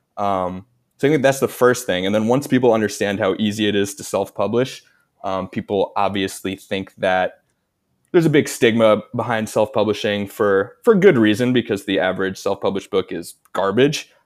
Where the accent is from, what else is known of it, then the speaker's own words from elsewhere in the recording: United States; I'm American.